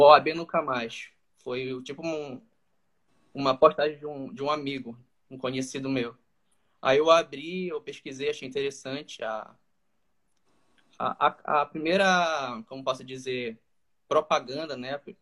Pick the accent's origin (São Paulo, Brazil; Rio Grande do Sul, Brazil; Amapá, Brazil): Amapá, Brazil; Macapá; eu sou aqui do estado do Amapá, daqui da capital de Macapá